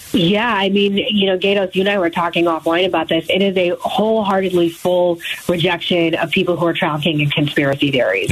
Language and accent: English; Arizona, United States; I'm from Arizona. I think people, you know, that know me know I'm from Arizona.